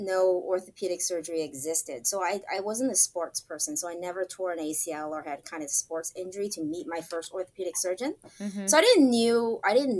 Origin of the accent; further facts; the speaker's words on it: Santa Monica, California, United States; also born or lived in Hong Kong; Went to school in Santa Monica here in Southern California